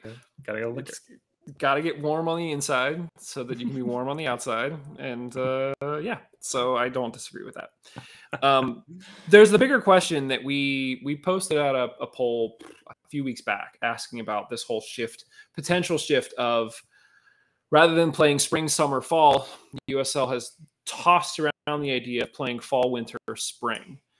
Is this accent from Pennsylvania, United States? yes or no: yes; Penn Hills, Pennsylvania, United States; We grew up in Penn Hills